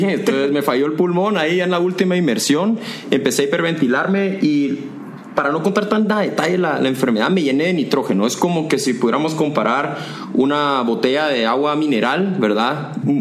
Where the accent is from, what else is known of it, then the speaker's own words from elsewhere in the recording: Guatemala; moved away as an adult; also born or lived in Costa Rica; yo como guatemalteco